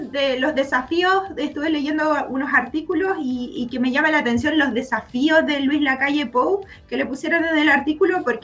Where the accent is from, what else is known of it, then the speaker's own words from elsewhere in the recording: Chile; Bueno, nosotras acá como chilena y una chilena residente en Perú